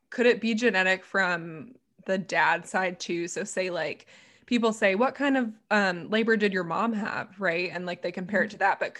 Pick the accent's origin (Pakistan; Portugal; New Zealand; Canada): Canada; Calgary, Alberta; I'm from Calgary in Canada.